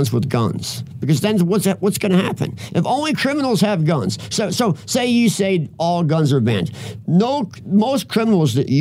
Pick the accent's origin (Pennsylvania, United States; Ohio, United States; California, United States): Pennsylvania, United States; Philadelphia; now in Minneapolis, United States; I'm from Philadelphia